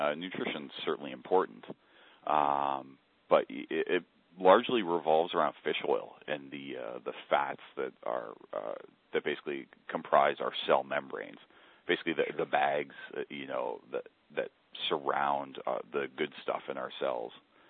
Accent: Kitchener-Waterloo, Ontario, Canada; Just southwest of you, Kitchener-Waterloo, and that's if you've never heard of Waterloo, you probably will within the next decade.

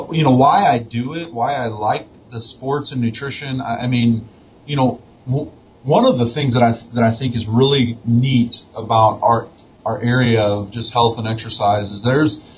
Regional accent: St. Louis, Missouri, United States; now in Albuquerque, United States; Lindenwood University, which is near my hometown of St. Louis, Missouri

